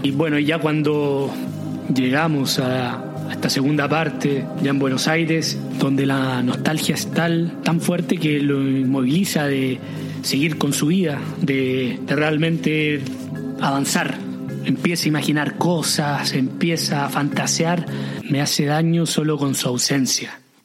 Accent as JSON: {"language": "Spanish", "country": "Chile", "moved": "as an adult", "lives_now": "Paris, France", "said": "ser eh, chileno, de venir de fin del mundo"}